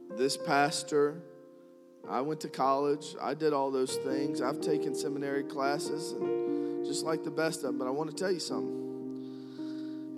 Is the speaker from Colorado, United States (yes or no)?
no; New Kent County, Virginia, United States; I'm from Newkent County